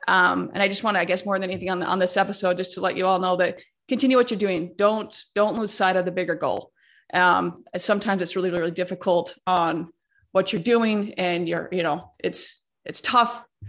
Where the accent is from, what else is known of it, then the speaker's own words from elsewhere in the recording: West Coast, United States; I grew up on the West Coast. I've lived a lot of places, but I was born on the West Coast